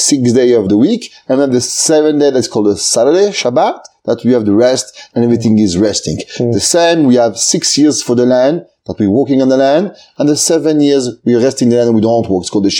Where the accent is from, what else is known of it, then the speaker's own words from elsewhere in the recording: Aix-les-Bains, Auvergne-Rhône-Alpes, France; moved away as an adult; also born or lived in Marseille, France / Paris, France / Lakewood, New Jersey, United States; I grew up in France, in a small city, it's called Aix-les-Bains, in Savoie